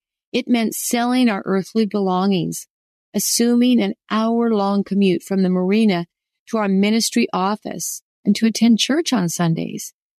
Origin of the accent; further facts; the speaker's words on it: Alberta, Canada; But I grew up a landlubber on the Alberta prairies.